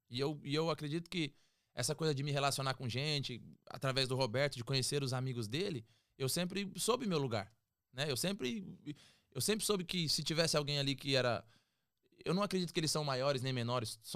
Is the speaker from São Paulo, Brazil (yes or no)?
yes; Peruíbe, São Paulo, Brazil; cara, uau, vim de Peruíbe, irmão.